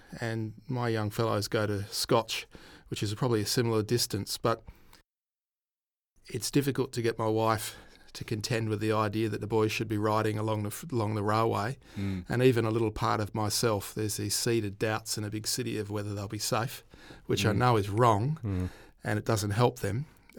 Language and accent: English; Ceduna, South Australia, Australia; It was good, pretty simple. Sejuna, which is the eastern side of the fruit fly station on Highway 1, just when you jump off the Nullarbor heading east.